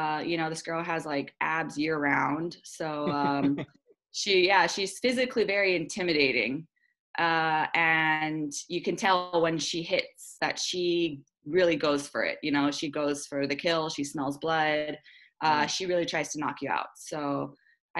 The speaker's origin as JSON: {"language": "English", "town": "Honolulu", "region": "Hawaii", "country": "United States", "tie": "born or raised there", "said": "I love fighting in my hometown. I love the Hawaiian crowd"}